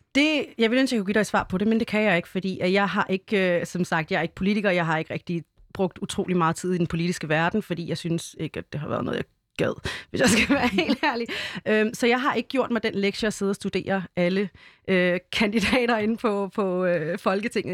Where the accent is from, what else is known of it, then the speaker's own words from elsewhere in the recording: Denmark; Vi er danskerne